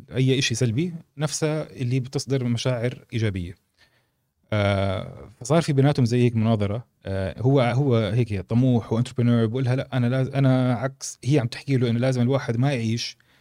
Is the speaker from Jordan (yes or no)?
yes; Jordan; احنا اردنيه